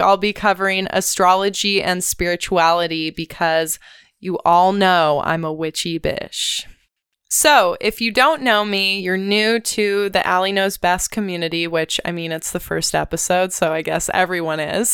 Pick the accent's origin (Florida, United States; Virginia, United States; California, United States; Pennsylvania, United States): California, United States; Ventura; I'm a SoCal native. I grew up in Ventura, California